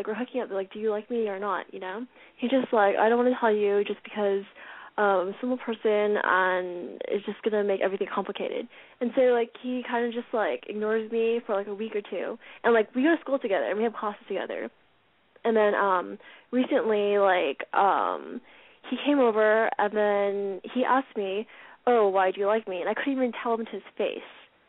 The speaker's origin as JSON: {"language": "English", "town": "Los Angeles", "region": "California", "country": "United States", "moved": "yes", "said": "I'm 20, and I'm from Los Angeles originally."}